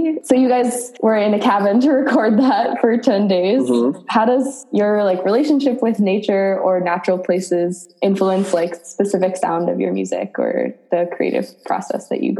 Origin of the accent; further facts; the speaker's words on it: East Coast, United States; I grew up on the East Coast